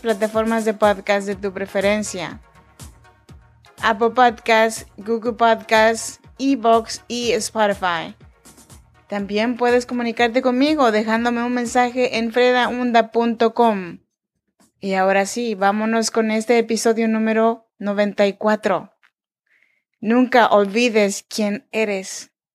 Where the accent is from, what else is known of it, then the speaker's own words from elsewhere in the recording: Oaxaca, Mexico; Yo soy mexicana, oaxaqueña.